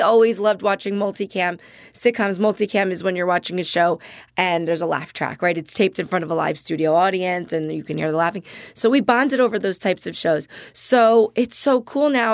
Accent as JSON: {"language": "English", "area": "Jersey Shore", "region": "New Jersey", "country": "United States", "also_born_or_lived": "New Brunswick", "moved": "yes", "lives_now": "Los Angeles, United States", "said": "I'm from the Jersey Shore originally."}